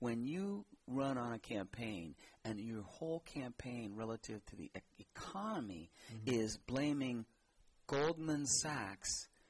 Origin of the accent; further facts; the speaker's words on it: New York City, New York, United States; now in San Francisco Bay Area, United States; New York City, the Bronx. I'm from the Bronx.